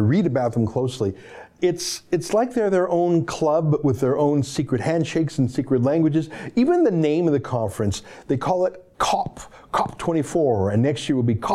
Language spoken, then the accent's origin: English; the West, Western Canada, Canada; now in Toronto, Canada; I was born in the West, and in many ways, my heart remains there